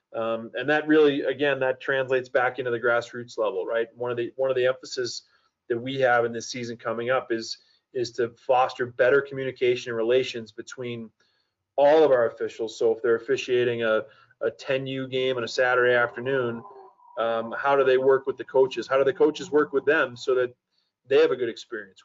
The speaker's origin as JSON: {"language": "English", "town": "Boston", "region": "Massachusetts", "country": "United States", "tie": "born or raised there", "also_born_or_lived": "San Jose, California", "moved": "as an adult", "lives_now": "Colorado Springs, United States", "said": "I grew up in the Boston area"}